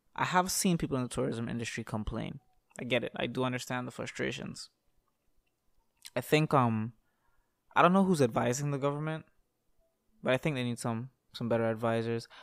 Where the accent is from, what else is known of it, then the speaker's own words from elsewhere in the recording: Toronto, Ontario, Canada; I was born in Toronto, Canada